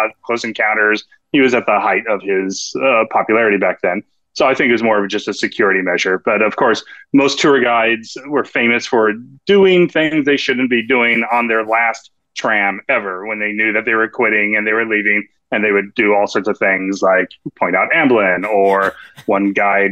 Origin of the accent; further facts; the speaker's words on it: Santa Rosa, California, United States; we both come from Sonoma County, California. He's from the Sebastopol area. I'm from Santa Rosa.